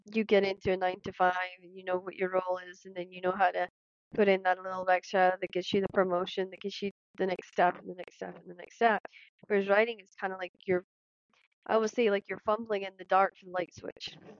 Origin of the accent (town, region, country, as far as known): Scotland, United Kingdom